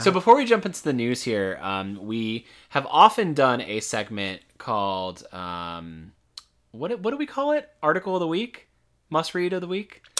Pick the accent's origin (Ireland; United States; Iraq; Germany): United States; Florida; moved away; we're from Florida, so, like, we're used to substantial heat